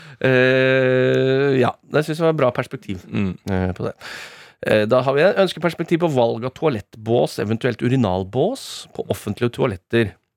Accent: Rakkestad, Østfold, Norway; i Rakstad, min hjemby

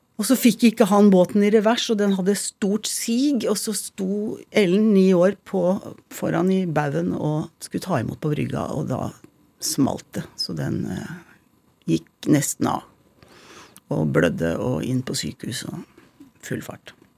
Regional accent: Tønsberg, Vestfold, Norway; also born or lived in Montreal, Canada / Tjøme; Jeg er født i Canada, i Montreal, hvor jeg og søstrene mine ble født. Bodde der til jeg var fem, og så flyttet vi til Tønsberg. Jeg bodde egentlig lengst i Tønsberg. Regner meg liksom som Tønsberg-jente, da.

